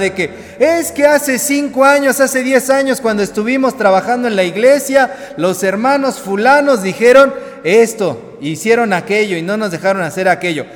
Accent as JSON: {"language": "Spanish", "country": "Mexico", "said": "nuestro país"}